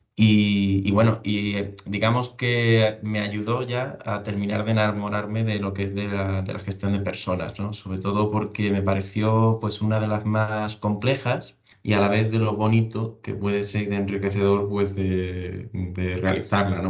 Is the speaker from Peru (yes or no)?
no; Seville, Andalusia, Spain; yo soy soy de Sevilla